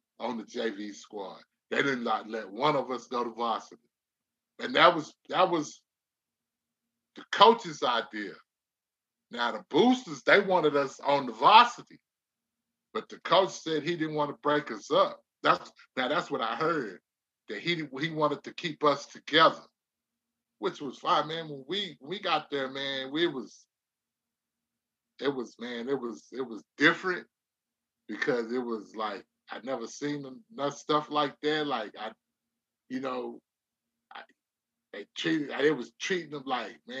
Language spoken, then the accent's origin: English; Odessa, Texas, United States; also born or lived in Houston, Texas; Now I grew up on this side of the south side